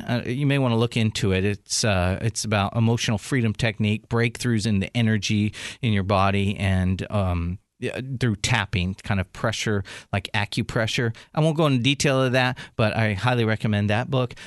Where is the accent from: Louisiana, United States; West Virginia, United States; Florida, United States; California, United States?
California, United States; San Diego; San Diego, my hometown